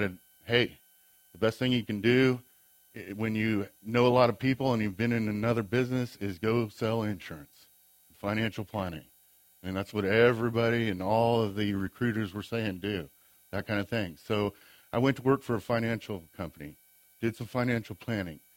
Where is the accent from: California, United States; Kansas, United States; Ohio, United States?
Kansas, United States; Great Bend; also born or lived in Bonner Springs, Kansas; I grew up in Great Bend, Kansas